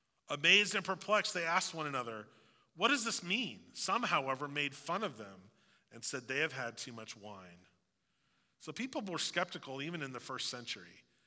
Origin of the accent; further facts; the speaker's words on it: Southeast Missouri, United States; Like when I tell people that I'm from Southeast Missouri